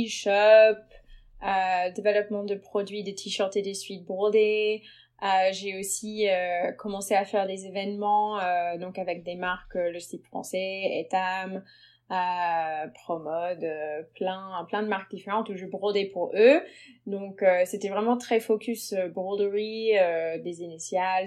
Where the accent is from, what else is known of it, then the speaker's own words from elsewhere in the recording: United States; French is a second language; moved away as an adult; now in Paris, France; je suis américaine d'origine. Euh, je suis arrivée à Paris il y a 9 ans à peu près et j'ai été naturalisée française depuis